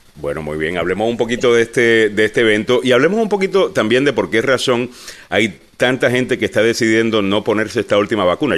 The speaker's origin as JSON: {"language": "Spanish", "country": "Puerto Rico", "said": "yo soy puertorriqueño"}